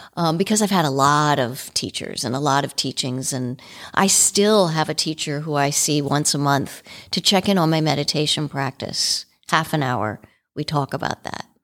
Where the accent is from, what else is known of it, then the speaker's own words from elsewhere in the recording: Washington, District of Columbia, United States; I grew up in Washington, D C.